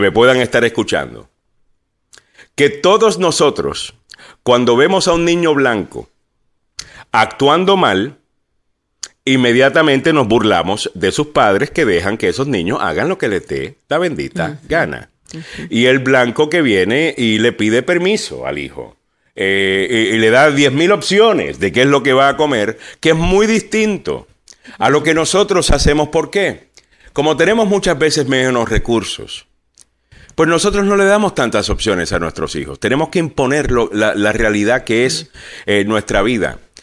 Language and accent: Spanish; Puerto Rico; En Puerto Rico somos todos puertorriqueños.